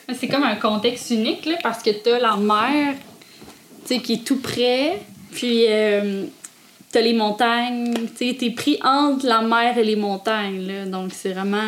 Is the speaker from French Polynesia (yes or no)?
no; Le Bic, Quebec, Canada; now in Mont-Louis, Canada; Je suis natif du Bic